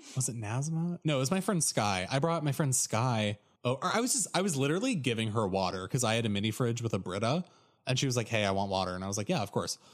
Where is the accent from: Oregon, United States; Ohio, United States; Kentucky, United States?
Oregon, United States; moved away as an adult; I'm from Oregon